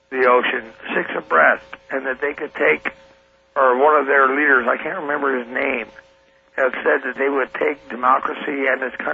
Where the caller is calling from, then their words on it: Washington, United States; I'm calling from Eastern Washington.